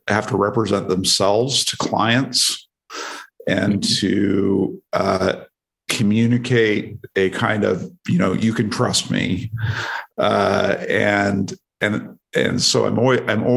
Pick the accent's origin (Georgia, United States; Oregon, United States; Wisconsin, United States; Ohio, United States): Oregon, United States; moved away as an adult; also born or lived in Washington DC; I was from Oregon, grew up in a very small town